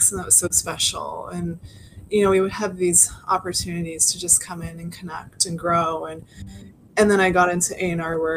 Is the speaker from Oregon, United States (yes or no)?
yes; Portland, Oregon, United States; I'm from Portland